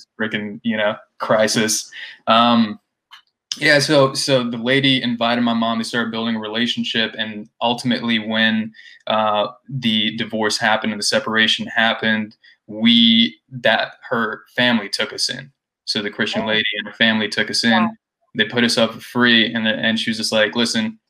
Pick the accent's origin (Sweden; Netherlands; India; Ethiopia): India; moved away; I grew up in India